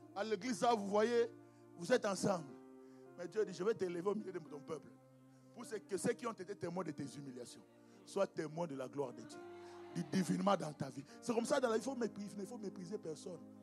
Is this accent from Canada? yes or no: no; DR Congo; chez nous au Congo